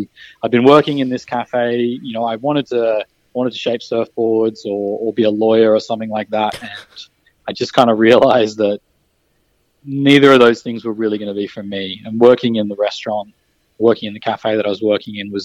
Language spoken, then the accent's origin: English; Byron Bay, New South Wales, Australia; moved away as an adult; also born or lived in Brisbane; growing up in Byron Bay